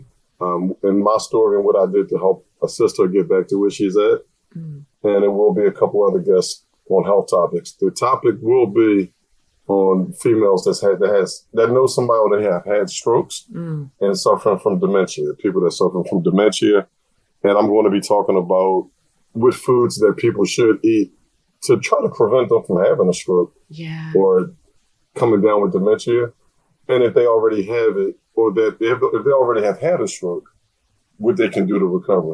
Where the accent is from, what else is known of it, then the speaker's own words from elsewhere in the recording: United States; the U.S.